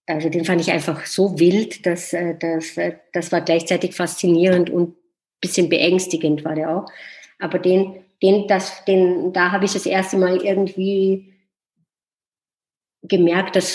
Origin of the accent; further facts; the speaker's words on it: Vienna, Austria; bin ich am Naschmarkt aufgewachsen. Das ist ein großer Markt in Wien, der inzwischen sehr touristisch geworden ist